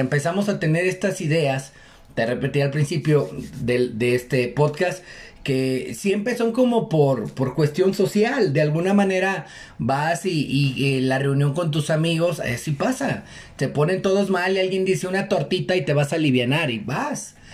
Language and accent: Spanish; Mexico; nosotros tenemos la costumbre como buenos mexicanos